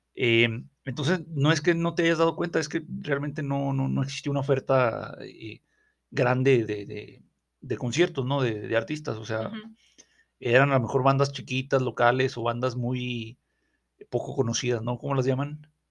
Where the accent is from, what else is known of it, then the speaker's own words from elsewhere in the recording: Durango, Mexico; allá en mi ciudad de México, o sea, aquí donde estamos en, Victoria de, Durango